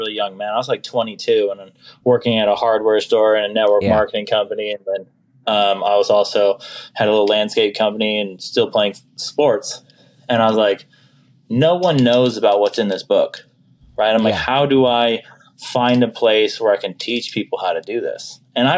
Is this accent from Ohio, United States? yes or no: no; Folsom, California, United States; now in Las Vegas, United States; I was originally from Folsom, El Dorado Hills, California. I currently reside here in Las Vegas, Sin City, Nevada.